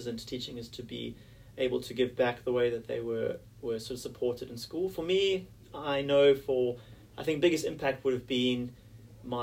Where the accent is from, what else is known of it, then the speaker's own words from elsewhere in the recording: South Africa; moved away as an adult; now in Sydney, Australia; as a South African sportsman